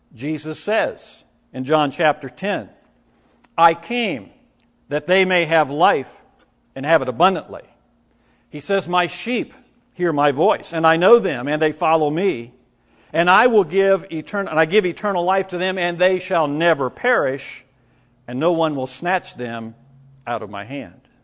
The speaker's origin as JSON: {"language": "English", "region": "Indiana", "country": "United States", "tie": "born or raised there", "moved": "yes", "said": "the area where I grew up in Indiana."}